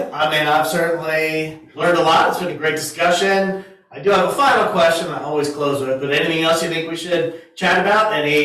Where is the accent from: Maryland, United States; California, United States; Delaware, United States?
Delaware, United States; now in Virginia, United States; I've always been on the East Coast, born and raised in Delaware, been in Virginia.